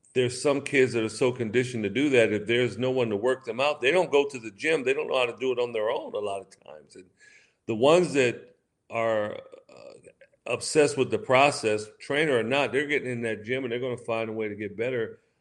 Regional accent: West Coast, United States; somewhere it was on the West Coast where I, I was raised

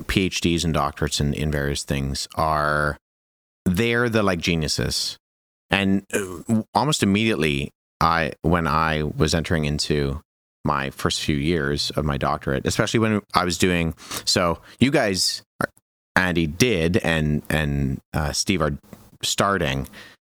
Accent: Canada; I was the only domestic student, so I was the only Canadian student in my cohort of that year.

